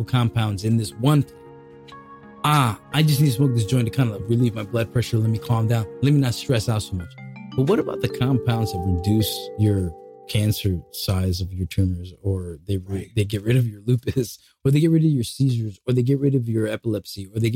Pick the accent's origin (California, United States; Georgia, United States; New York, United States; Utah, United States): New York, United States; New York City; I'm from Brooklyn.